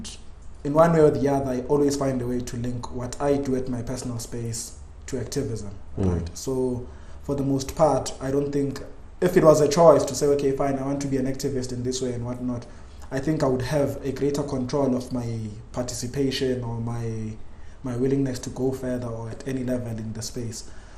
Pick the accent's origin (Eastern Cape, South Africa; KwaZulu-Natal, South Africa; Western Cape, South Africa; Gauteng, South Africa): Gauteng, South Africa; Soweto; It's a bit unfair to say I grew up in Soweto, but it's also fair to say I grew up there because for the greater part of my life I've been in Soweto.